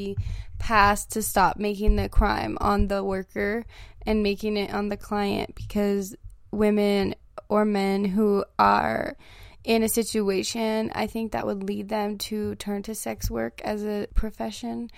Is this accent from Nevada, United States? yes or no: yes; Las Vegas, Nevada, United States; we're from Vegas